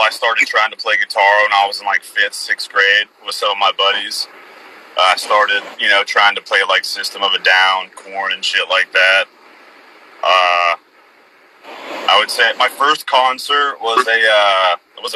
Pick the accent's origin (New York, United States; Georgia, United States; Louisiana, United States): Georgia, United States; Atlanta; we're from Atlanta ourselves